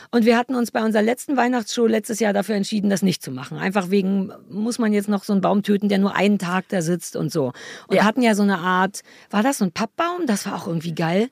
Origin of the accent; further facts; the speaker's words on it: Berlin, Germany; moved away as an adult; Ich bin ja wirklich in Berlin Mitte geboren und habe da immer gelebt